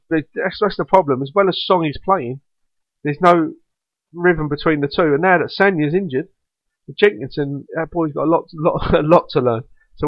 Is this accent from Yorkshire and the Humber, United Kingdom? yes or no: no; London, United Kingdom; accent: Cockney; I'm a Londoner.